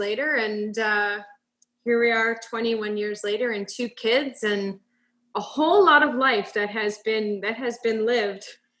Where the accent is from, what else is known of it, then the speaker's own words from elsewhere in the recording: Erin, Ontario, Canada; also born or lived in Guelph; So I was born in Guelph and when I was about 4 years old, our family decided to move out to the country. My dad grew up on a farm out there near the town of Erin.